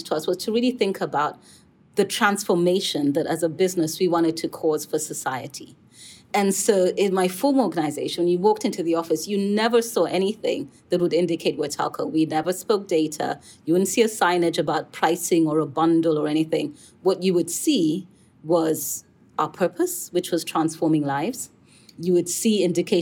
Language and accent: English; Kenya; I come from Kenya. I worked in Nairobi, Kenya.